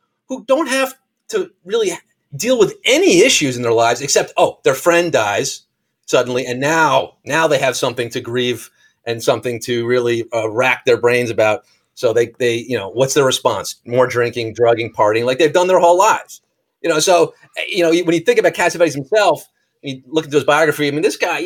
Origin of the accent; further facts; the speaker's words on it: New York, United States; as an American, I grew up New York State